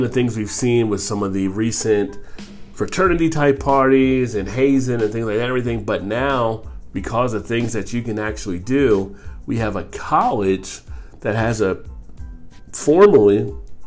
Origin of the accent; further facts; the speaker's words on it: New Jersey, United States; moved away; I'm from New Jersey originally